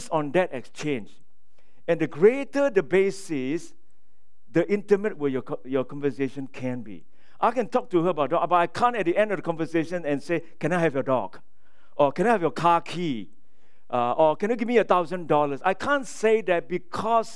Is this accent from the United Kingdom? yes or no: no; Singapore; moved away; I'm from Singapore.